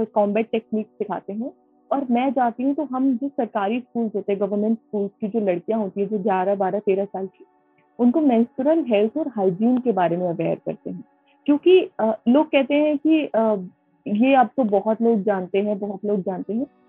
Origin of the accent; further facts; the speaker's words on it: Moradabad, Uttar Pradesh, India; मैं मुरादाबाद उत्तर प्रदेश की रहने वाली हूँ